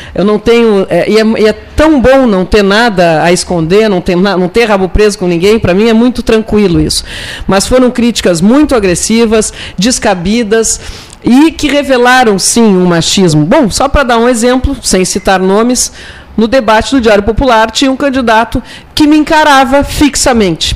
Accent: Pelotas, Rio Grande do Sul, Brazil; Como pelotense, né, eu sou prefeita de passagem

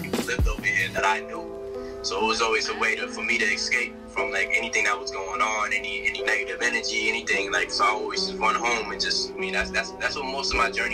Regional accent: Yonkers, New York, United States; I'm from Yonkers, man. I'm from the north side of Yonkers, the Tuckahoe area

